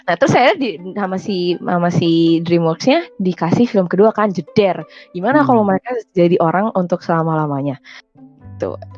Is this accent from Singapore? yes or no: no; India; Saya orang India juga teman-teman aku kalau mereka ngobrol sama satu sama lain ada sepotong-sepotong pakai bahasa Inggris